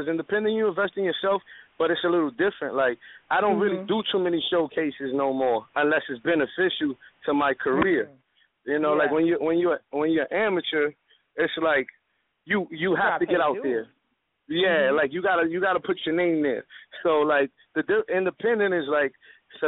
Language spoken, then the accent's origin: English; New York City, New York, United States; I come from Uptown Westside Dykeman where things is kind of real